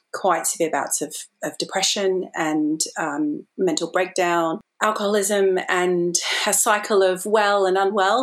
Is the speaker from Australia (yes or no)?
yes; Australia; now in London, United Kingdom; I am an Australian living in London